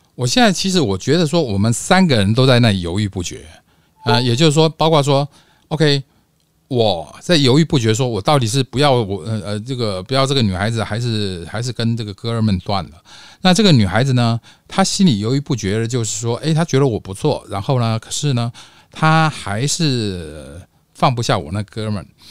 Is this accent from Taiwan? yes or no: yes; Taipei, Taiwan; 我是台湾台北的